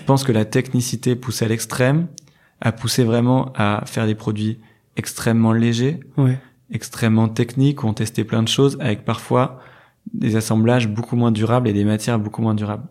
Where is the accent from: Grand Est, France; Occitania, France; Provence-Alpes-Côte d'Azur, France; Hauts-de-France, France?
Hauts-de-France, France; Lille; moved away as an adult; now in Hendaye, France; j'ai 29 ans, je suis lillois. Euh, j'ai fait, euh, j'ai fait vraiment euh, tout mon parcours à, à Lille